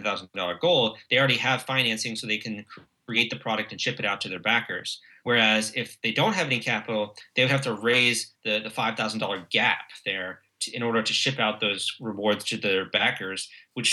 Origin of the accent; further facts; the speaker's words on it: United States; our country